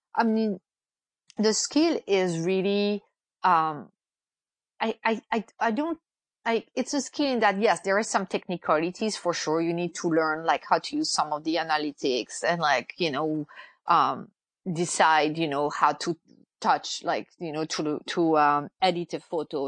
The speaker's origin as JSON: {"language": "English", "country": "France", "moved": "as an adult", "lives_now": "United States", "said": "I'm originally from France. I've lived in the US since 2002"}